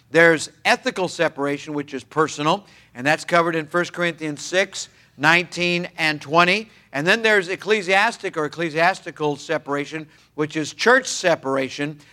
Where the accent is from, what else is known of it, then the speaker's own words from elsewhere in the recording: Los Altos, California, United States; My dad and my mom had taken a little church, a mission church in Los Altos, California. I was nine months of age at the time